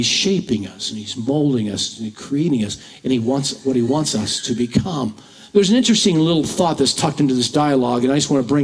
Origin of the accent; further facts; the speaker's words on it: Washington, United States; moved away as an adult; also born or lived in Centralia, Washington; I moved here from Washington, living my whole life almost in Washington and pastored there for over 40 years